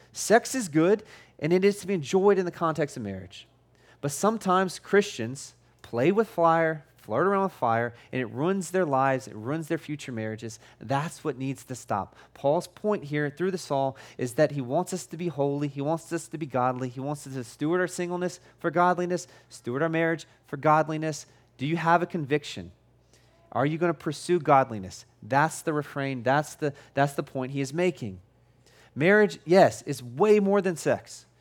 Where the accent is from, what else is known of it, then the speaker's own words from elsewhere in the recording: United States; I'm an American